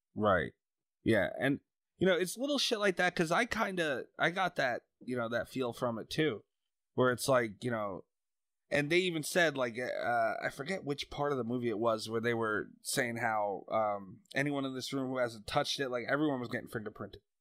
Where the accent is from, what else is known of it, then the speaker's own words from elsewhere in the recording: New York, United States; also born or lived in Long Island; live on Long Island. I'm from New York